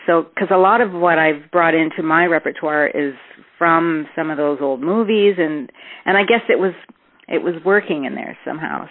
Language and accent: English; Toronto, Ontario, Canada; I'm from Toronto, born in Toronto